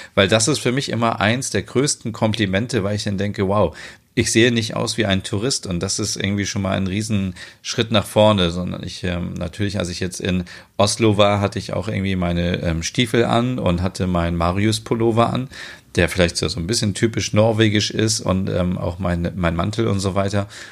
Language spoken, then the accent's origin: German; Germany; Bei uns in Deutschland